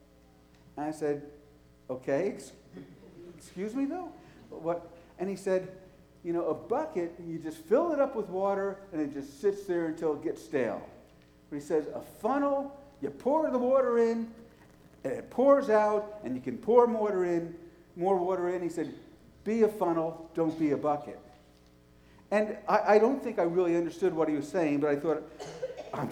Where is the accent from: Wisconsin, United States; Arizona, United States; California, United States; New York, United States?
New York, United States; New York City; moved away; also born or lived in Nashville; I was from New York City